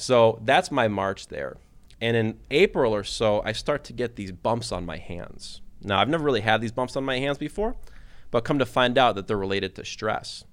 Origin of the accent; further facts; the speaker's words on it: Detroit, Michigan, United States; moved away as an adult; also born or lived in Kentucky / Bowling Green, Ohio; I grew up in Detroit, Michigan